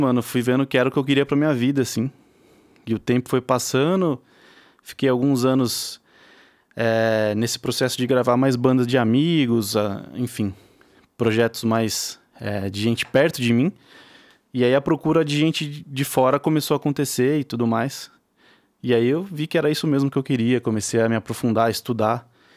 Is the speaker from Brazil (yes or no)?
yes; Araraquara, São Paulo, Brazil; eu sou de Araraquara, interior de São Paulo.